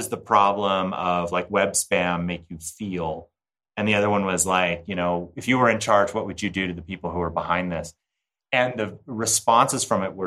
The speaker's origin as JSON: {"language": "English", "town": "Park City", "region": "Utah", "country": "United States", "tie": "born or raised there", "said": "the Sundance Film Festival, which is hosted in my hometown"}